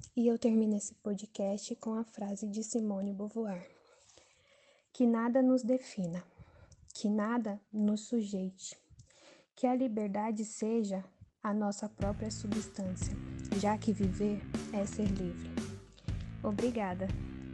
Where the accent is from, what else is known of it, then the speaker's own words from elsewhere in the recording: São Paulo, Brazil; sou de Interlagos, Zona Sul, São Paulo, capital